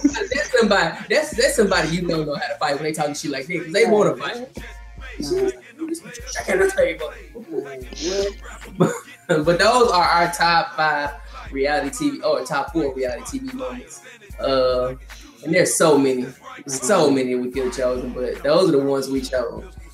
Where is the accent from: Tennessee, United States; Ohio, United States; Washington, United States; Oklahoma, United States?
Tennessee, United States; Memphis; I'm from Memphis